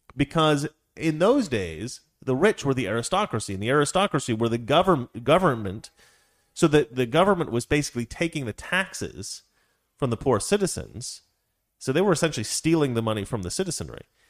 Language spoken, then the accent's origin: English; Salem, Oregon, United States; where I grew up in Salem